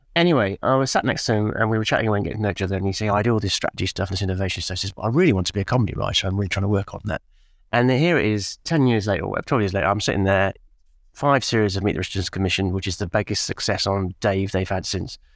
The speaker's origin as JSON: {"language": "English", "region": "England", "country": "United Kingdom", "said": "as English people"}